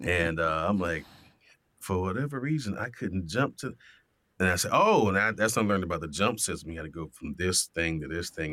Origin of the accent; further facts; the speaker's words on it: Miami, Florida, United States; growing up in Miami